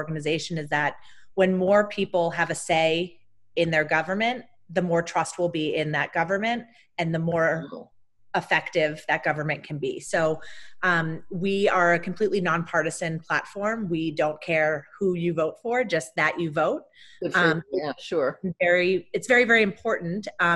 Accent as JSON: {"language": "English", "area": "outside of Boston, near Salem", "region": "Massachusetts", "country": "United States", "tie": "born or raised there", "said": "I grew up outside of Boston, Massachusetts, in a little town very close to Salem, the witch town."}